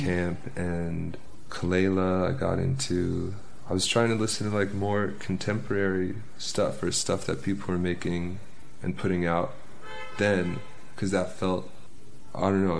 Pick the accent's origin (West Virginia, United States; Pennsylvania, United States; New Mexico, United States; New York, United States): New York, United States; Pleasantville; i grew up in pleasantville which is part of westchester which is like 40 minutes north on the train